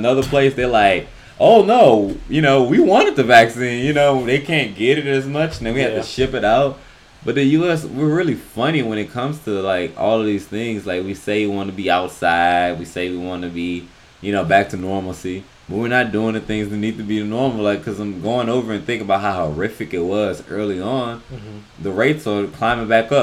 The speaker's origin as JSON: {"language": "English", "region": "the South", "country": "United States", "said": "I'm from the South."}